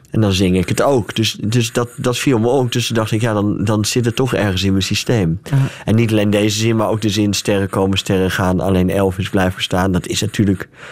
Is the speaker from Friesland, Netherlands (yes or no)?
yes; Friesland, Netherlands; ik kom uit Friesland